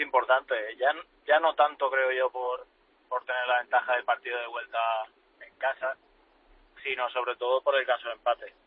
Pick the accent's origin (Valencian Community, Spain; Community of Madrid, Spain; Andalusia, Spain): Valencian Community, Spain; Alcoy; moved away; yo soy de Alcoy, es, de donde he salido